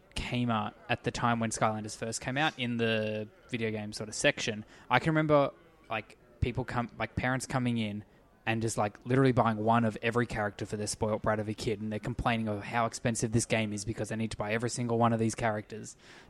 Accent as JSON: {"language": "English", "country": "Australia", "said": "The only way as an Australian to get it"}